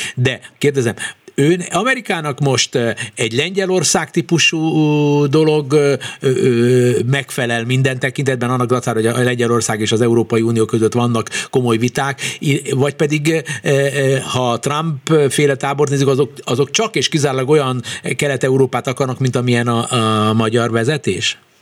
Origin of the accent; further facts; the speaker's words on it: Hungary; magyarok vagyunk